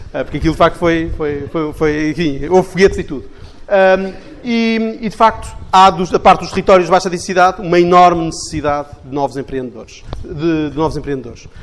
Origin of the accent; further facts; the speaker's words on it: Portugal; enquanto portugueses